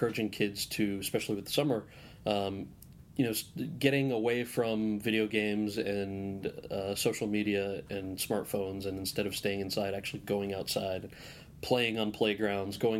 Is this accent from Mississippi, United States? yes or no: no; New Jersey, United States; I was born and raised in New Jersey.